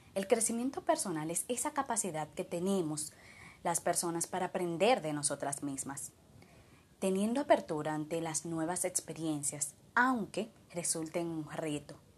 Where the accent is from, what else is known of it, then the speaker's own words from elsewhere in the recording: Dominican Republic; de República Dominicana